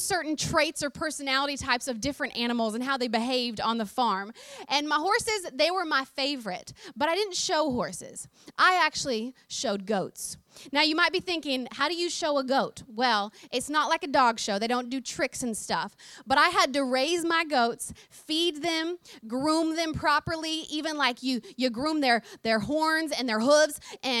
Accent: Oklahoma, United States; accent: twang; I grew up on a farm in the great state of Oklahoma, and I am way more country than y'all realize. My accent has become a little bit more of a hybrid recently, but if you get me in a moment of real excitement, then the twang comes out real strong.

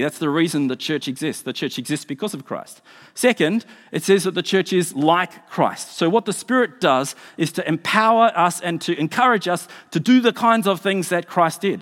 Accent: Australia; now in New Zealand; I'm an Australian.

